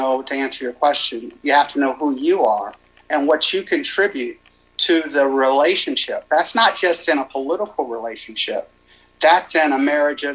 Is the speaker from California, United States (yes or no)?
yes; Los Angeles, California, United States; now in Kaufman, United States; I live in Kaufman now with my wife, but I'm from South Central LA, or the district, the Southern District of Los Angeles. And, you know, I grew up in an apartment, in a one-bedroom apartment with my dad